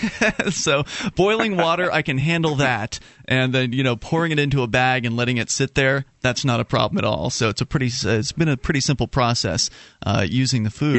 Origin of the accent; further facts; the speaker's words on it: Florida, United States; now in New England, United States; I'm from Florida originally.